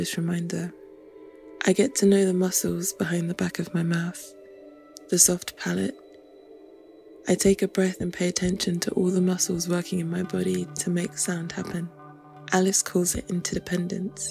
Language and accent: English; London, United Kingdom; Being Nigerian and British and growing up in London